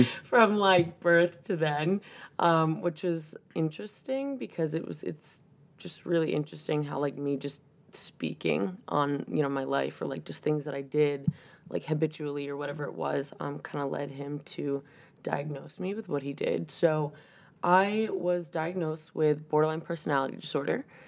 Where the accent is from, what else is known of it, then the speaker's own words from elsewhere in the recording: 40 minutes south of Boston, Massachusetts, United States; moved away as an adult; now in Maine, United States; I'm from Mass, uh, just about 40 minutes south of Boston